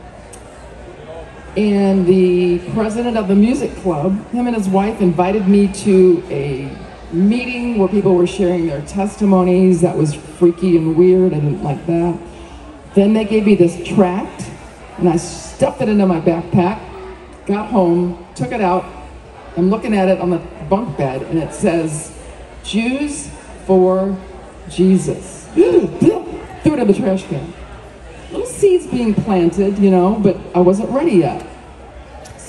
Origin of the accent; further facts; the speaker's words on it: Richmond, Virginia, United States; I was from Richmond, Virginia